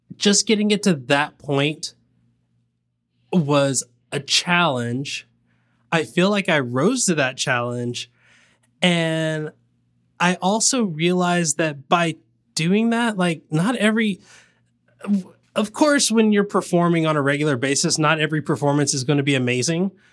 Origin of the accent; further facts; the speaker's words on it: the South, United States; I'm from the South